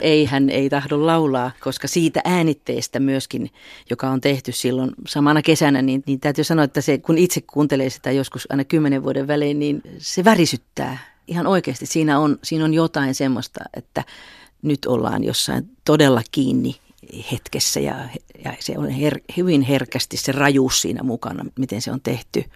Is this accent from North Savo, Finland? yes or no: yes; Juankoski, North Savo, Finland; moved away; laulavana lapsena Juankoskella Pohjois-Savon perukoilla